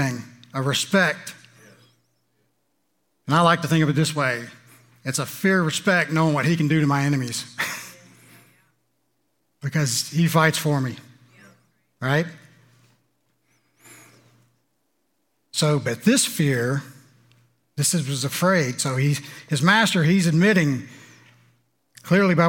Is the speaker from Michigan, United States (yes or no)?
no; Louisiana, United States; I'm from Louisiana